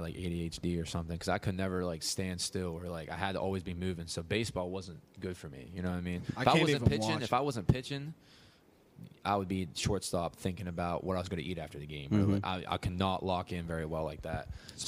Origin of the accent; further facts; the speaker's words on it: Moundsville, West Virginia, United States; I'm from Moundsville.